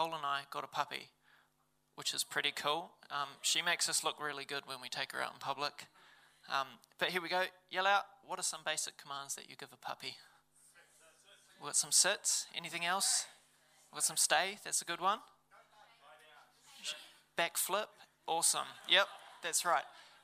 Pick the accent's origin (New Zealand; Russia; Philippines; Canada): New Zealand; Levin, Manawatū-Whanganui; I grew up in Levin.